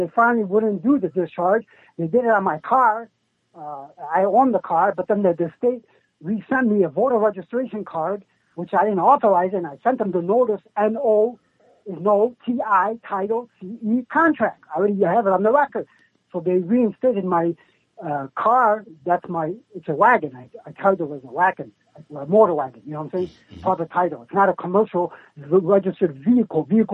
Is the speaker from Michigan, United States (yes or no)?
yes; Detroit, Michigan, United States; from Detroit